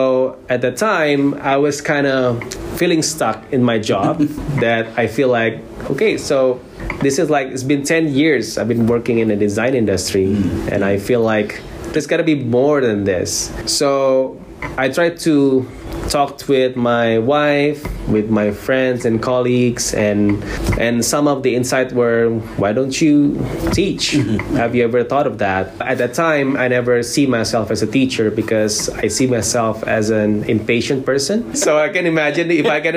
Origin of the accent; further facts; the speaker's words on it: Jakarta, Indonesia; moved away as an adult; now in South Korea; I'm from Jakarta, Indonesia, and currently I teach design